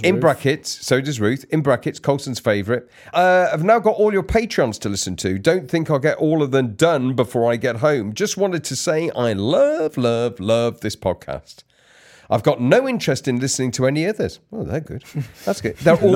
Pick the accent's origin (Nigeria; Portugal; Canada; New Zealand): New Zealand; I'm a Kiwi's already behind a few weeks